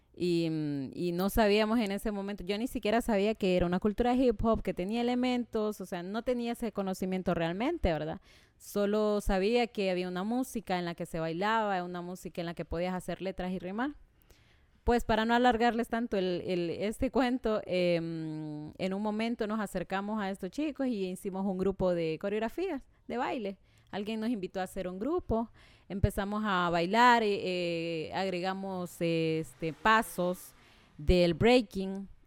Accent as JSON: {"language": "Spanish", "town": "Tegucigalpa", "region": "Francisco Morazán", "country": "Honduras", "tie": "born or raised there", "said": "soy de aquí, Teucigalpa, Honduras, eh, muy orgullosa de mi país. Em, pues en la escuela fue, me fue muy bien, en el al colegio. Em, bueno, nací en el barrio Laureles, un barrio en donde pues crecimos muchos"}